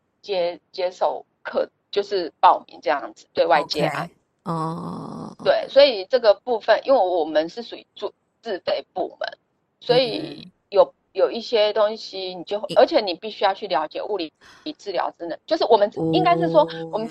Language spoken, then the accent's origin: Chinese; Kaohsiung, Taiwan; moved away as an adult; now in Hsinchu, Taiwan; 我是高雄人。